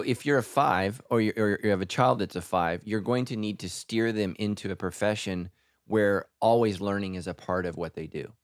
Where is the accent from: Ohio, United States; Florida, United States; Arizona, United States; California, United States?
California, United States